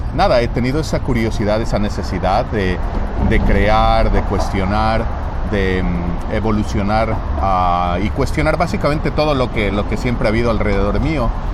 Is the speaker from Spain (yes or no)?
no; Quito, Pichincha, Ecuador; moved away as an adult; now in United States; yo soy de, originalmente de Quito, de Ecuador. Y nada, he estado viviendo aquí en los Estados Unidos por más o menos 17 años